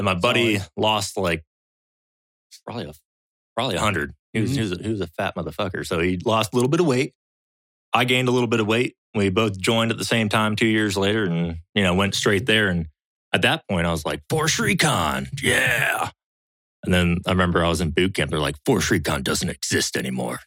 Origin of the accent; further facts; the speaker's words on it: Florida, United States; moved away as an adult; also born or lived in Nevada; now in Washington, United States; Originally from Florida, I guess I'll say that. I'm Florida